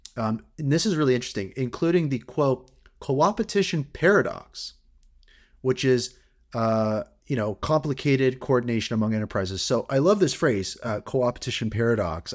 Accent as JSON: {"language": "English", "country": "Canada", "said": "as a Canadian"}